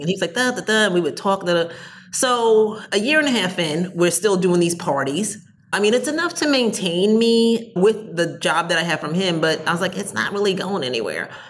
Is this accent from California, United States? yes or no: no; New Jersey, United States; I'm from Jersey